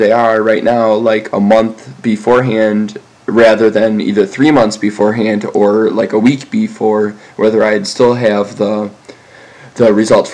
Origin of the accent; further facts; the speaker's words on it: near Ann Arbor, Michigan, United States; My hometown is 98.98% white, according to the last census